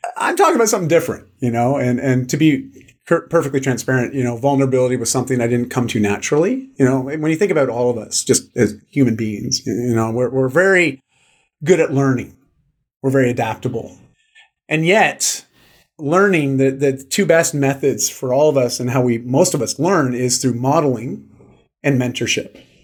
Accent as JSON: {"language": "English", "country": "Canada", "said": "I'm Canadian"}